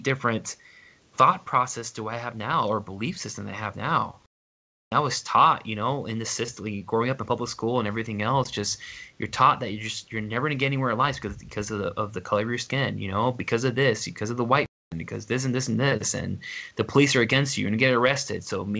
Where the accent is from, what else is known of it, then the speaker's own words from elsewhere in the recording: Houston, Texas, United States; now in Helena, United States; I grew up in Houston